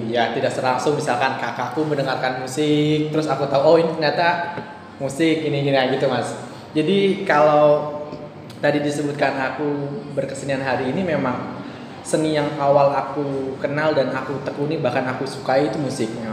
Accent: Jakarta, Indonesia; aku aku lahir besar di Jakarta

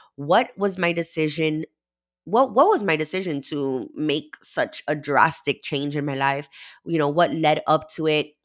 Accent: Miami, Florida, United States; I am from Miami, Florida

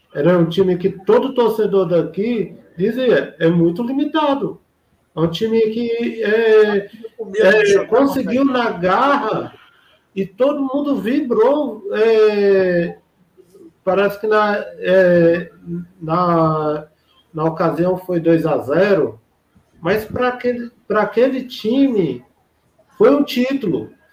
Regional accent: Ceará, Brazil; Eu sou aqui, aqui do Ceará

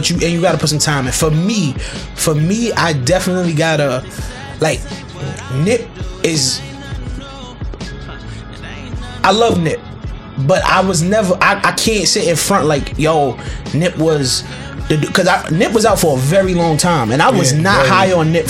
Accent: New York, United States; I'm from New York. I got a lot of New York bias.

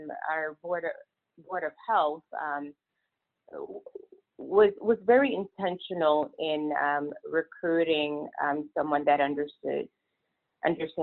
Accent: Niger; moved away as an adult; also born or lived in Vermont / Texas / California; now in Iowa, United States; I am originally from Niger

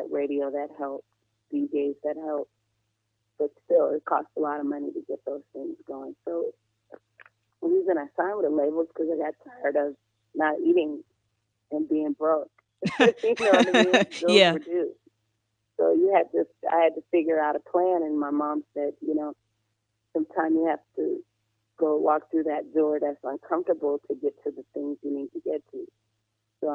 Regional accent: New Orleans, Louisiana, United States; I'm from New Orleans

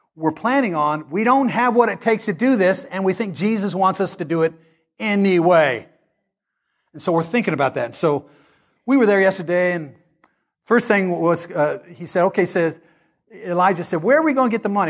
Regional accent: Great Bend, Kansas, United States; moved away; I come from Great Bend, Kansas.

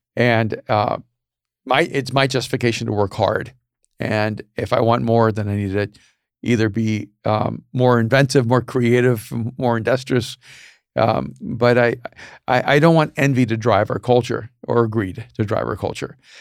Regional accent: El Salvador; moved away; I was a Latino from El Salvador

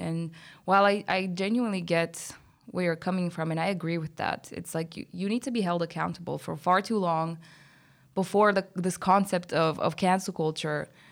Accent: Bulgaria; moved away; I'm from Bulgaria

